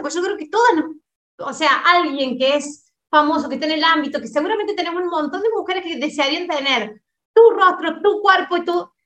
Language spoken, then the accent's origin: Spanish; Argentina; moved away as an adult; now in Brazil; yo soy argentina y me vine a vivir para Brasil